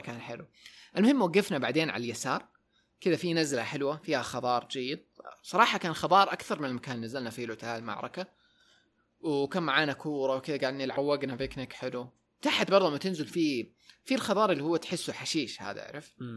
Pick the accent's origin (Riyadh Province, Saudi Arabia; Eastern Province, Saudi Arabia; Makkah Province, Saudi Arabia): Makkah Province, Saudi Arabia; Taif; moved away; also born or lived in Jeddah; انا ومحباتي من الطائف م. تركنا الطائف ورحنا جده فتره